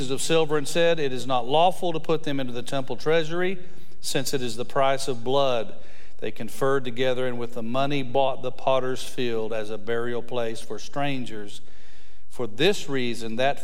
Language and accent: English; West Texas, United States; I grew up in West Texas